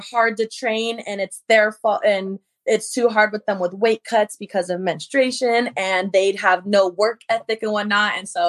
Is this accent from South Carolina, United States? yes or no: no; Las Vegas, Nevada, United States; now in California, United States; I was born and raised in Vegas.